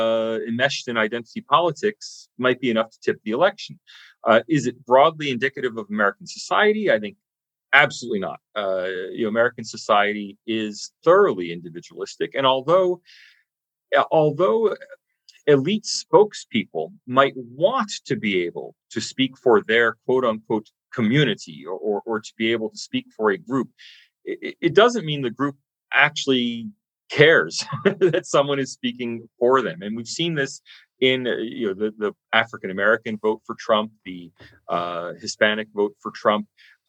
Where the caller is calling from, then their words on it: Sydney, New South Wales, Australia; but I'm speaking from Sydney, Australia, so who really knows?